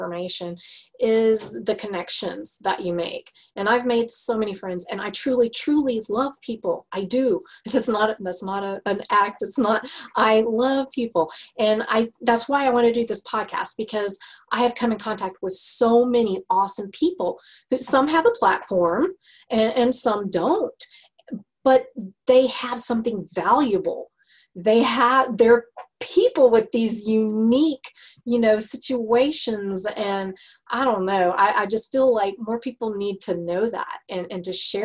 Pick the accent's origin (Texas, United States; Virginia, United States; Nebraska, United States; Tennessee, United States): Texas, United States; accent: Texas; my Texas accent